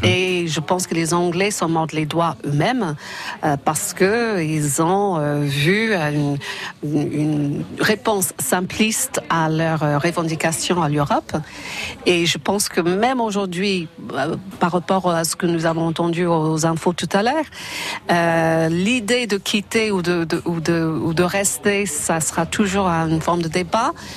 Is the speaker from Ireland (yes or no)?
yes; Ireland; French is a second language; moved away as an adult; also born or lived in Madrid, Spain; now in France; je suis européenne euh, irlandaise vivre en France